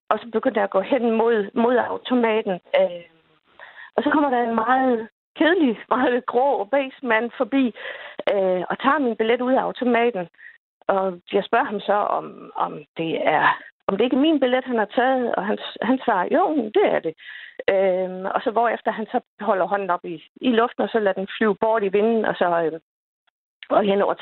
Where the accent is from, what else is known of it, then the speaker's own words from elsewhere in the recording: Lolland, Zealand, Denmark; jeg skal til København, øh, og så er jeg afsted fra fra, fra min fødeby øh, på mhm. Lolland.